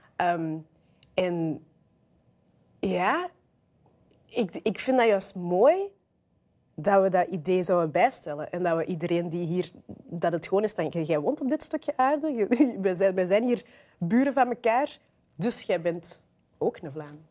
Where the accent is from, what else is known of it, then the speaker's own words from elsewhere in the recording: Weelde, Flanders, Belgium; in Beelden, waar ik ben opgegroeid, in, de, Kempen